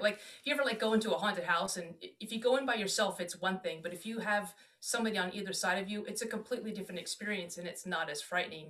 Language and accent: English; Washington, District of Columbia, United States; moved away as an adult; also born or lived in Germany / Alabama / Florida / Texas; I'm from the DC area